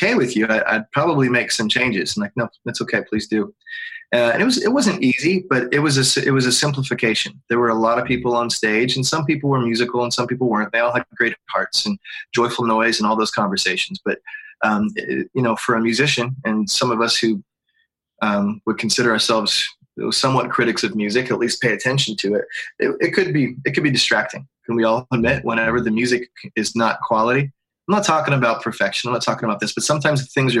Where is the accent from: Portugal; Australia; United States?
United States; Pittsburgh, Pennsylvania; moved away as an adult; also born or lived in Atlanta, Georgia; I grew up in Pittsburgh